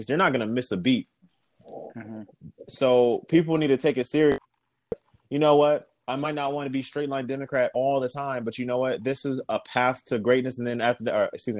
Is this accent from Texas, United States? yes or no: yes; Texas, United States; moved away; I'm from Texas, and I'm not in Texas